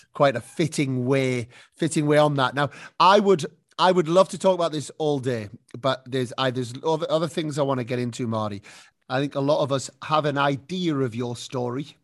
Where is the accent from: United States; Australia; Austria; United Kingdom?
United Kingdom; now in Spain; as a Brit